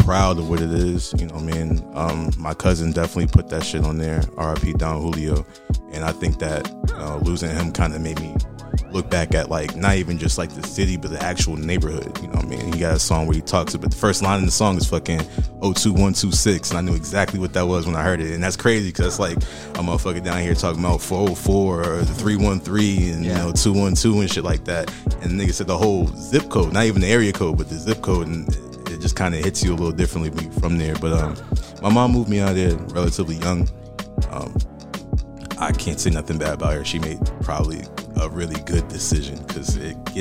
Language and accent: English; Boston, Massachusetts, United States; I'm originally from Boston, Massachusetts.